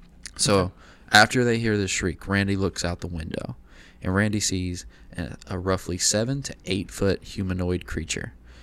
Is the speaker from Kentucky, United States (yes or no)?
yes; Lexington, Kentucky, United States; my hometown of Lexington, Kentucky.